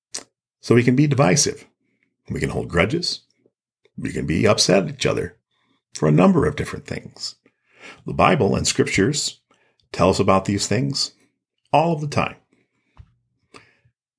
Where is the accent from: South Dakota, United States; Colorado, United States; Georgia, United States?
South Dakota, United States; Gayville; I grew up in the small town of Gayville, South Dakota.